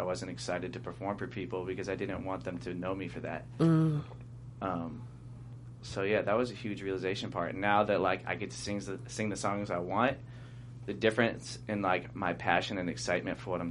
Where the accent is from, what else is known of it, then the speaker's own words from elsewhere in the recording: Long Beach, California, United States; I know everybody from Long Beach.